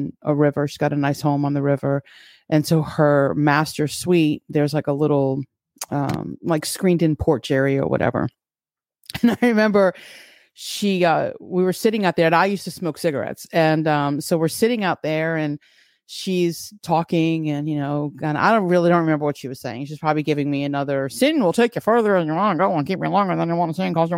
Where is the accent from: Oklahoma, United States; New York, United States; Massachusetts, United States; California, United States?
New York, United States; born or raised there; now in Florida, United States